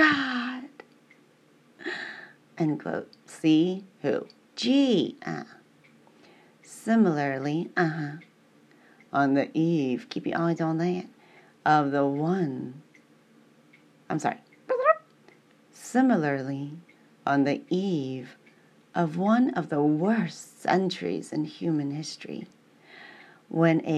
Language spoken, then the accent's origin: English; St. Louis, Missouri, United States; I'm from the South.